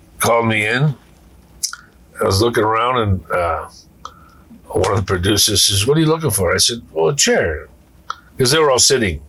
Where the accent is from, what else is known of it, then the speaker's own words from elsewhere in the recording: New England, United States; Look, I come from New England.